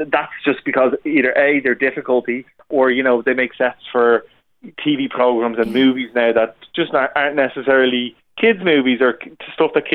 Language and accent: English; Dublin, Leinster, Ireland; I'm from Dublin